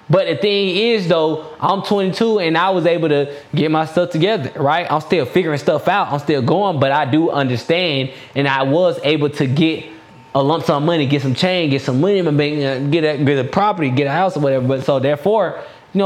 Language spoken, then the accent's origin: English; DeKalb County, Georgia, United States; now in Stockbridge, United States; I'm from DeKalb County